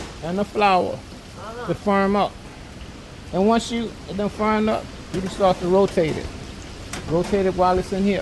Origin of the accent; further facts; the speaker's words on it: New Orleans, Louisiana, United States; I grew up at Uptown, off Chabatulas and Napoleon